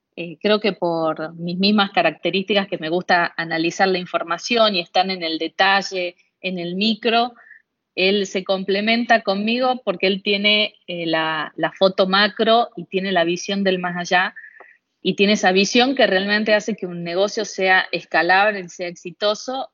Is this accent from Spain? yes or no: no; Argentina; Fuera de Buenos Aires, en mi país